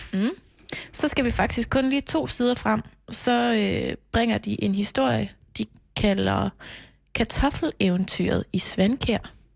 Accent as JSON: {"language": "Danish", "town": "Knebel", "region": "Central Denmark Region", "country": "Denmark", "tie": "born or raised there", "moved": "yes", "said": "jeg er jo vokset op på Mols, som mm. også er ude i provinsen, og dengang var der mange flere indbyggere i Knebel, hvor jeg er fra"}